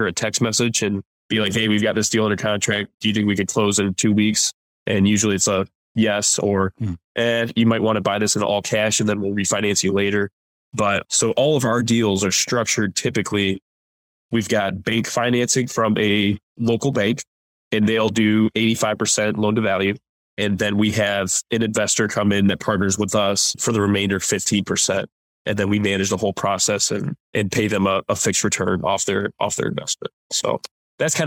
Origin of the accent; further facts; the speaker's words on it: Plymouth, Michigan, United States; moved away as an adult; now in Monterey, United States; Growing up in Plymouth, Michigan, that's where I grew up